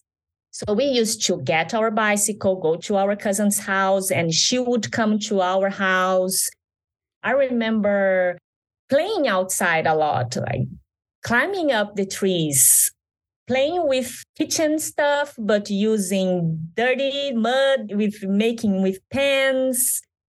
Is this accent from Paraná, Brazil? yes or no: yes; Venceslau Brás, Paraná, Brazil; born or raised there; English is a second language